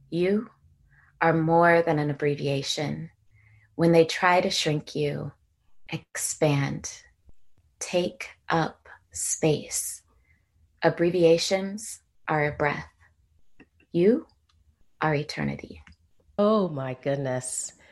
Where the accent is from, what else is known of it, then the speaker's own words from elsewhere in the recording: San Jose, California, United States; moved away as an adult; also born or lived in Washington, D.C.; I grew up in San Jose, California.